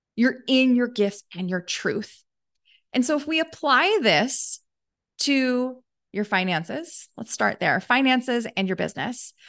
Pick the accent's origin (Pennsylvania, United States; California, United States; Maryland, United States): Maryland, United States; Baltimore; I grew up in Baltimore